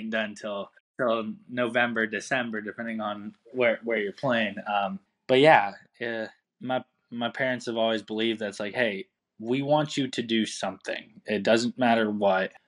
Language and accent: English; Pasadena, California, United States; I grew up in Pasadena, California